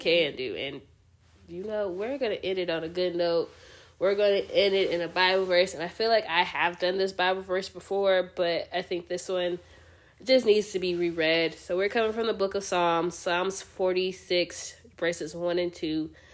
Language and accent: English; United States; as your American friends